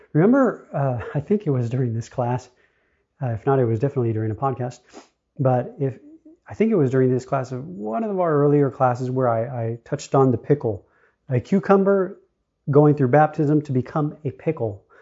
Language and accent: English; United States; I am born an American of the United States